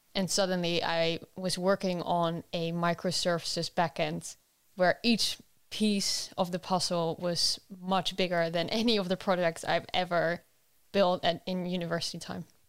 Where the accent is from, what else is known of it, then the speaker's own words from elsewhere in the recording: Netherlands; moved away; I'm originally from the Netherlands